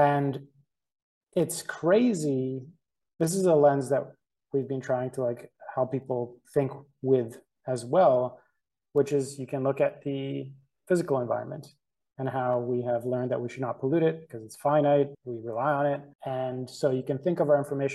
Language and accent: English; Canada; we're from Canada.